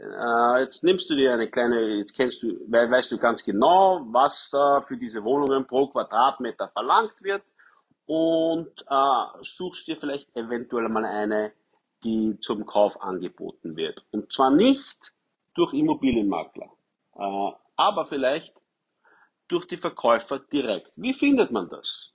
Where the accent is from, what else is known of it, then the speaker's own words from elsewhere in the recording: Wiener Neudorf, Lower Austria, Austria; ich bin aufgewachsen in Wiener Neudorf